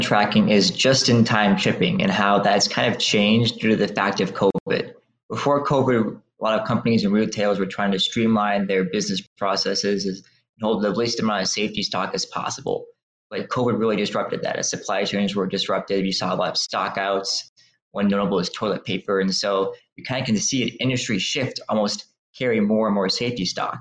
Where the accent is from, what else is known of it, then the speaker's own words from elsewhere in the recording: Midland, Michigan, United States; I grew up in a small town called Midland, Michigan